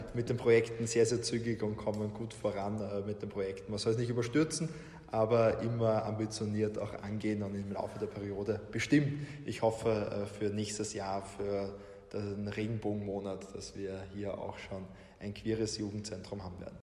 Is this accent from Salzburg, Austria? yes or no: yes; Salzburg, Austria; now in Vienna, Austria; ich bin in Salzburg geboren, äh, wollte aber schon in der Schulzeit raus aus Salzburg